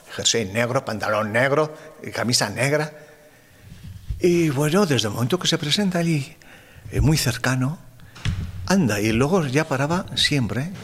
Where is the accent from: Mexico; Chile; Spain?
Spain; Arizcun, Navarre; also born or lived in Bozate; yo nací en Arizcun